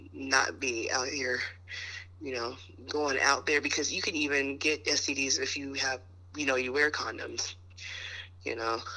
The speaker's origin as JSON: {"language": "English", "country": "United States", "said": "being American"}